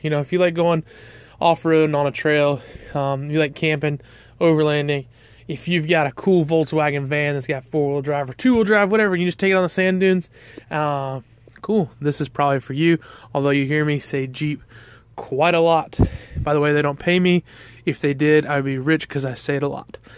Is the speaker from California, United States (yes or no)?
no; Georgia, United States; I'm from the South, I'm from Georgia